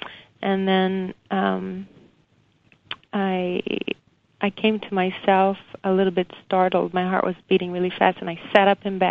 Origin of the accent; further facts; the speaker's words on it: Brazil; moved away as an adult; I was born in Brazil. And came here in my young adult life.